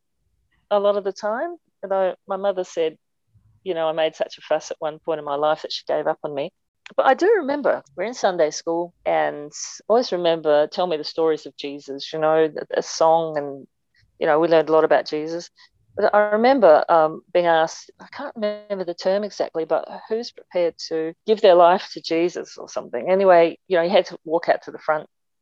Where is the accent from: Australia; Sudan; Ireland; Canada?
Australia; Clare, South Australia; now in Adelaide, Australia; I grew up in Clare, just in the mid-north